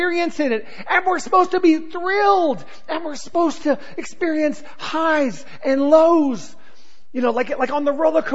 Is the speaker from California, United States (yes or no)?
yes; Southern California, United States; I grew up in Southern California.